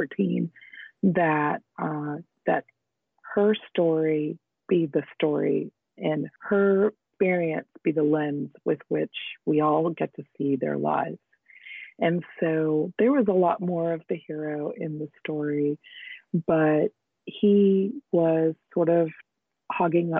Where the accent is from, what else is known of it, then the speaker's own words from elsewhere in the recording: United States; now in Northern California, United States; I grew up in the United States, but we would go back to India in the summers.